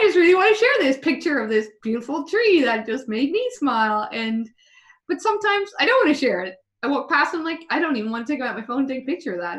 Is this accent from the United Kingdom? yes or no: no; Ireland; being Irish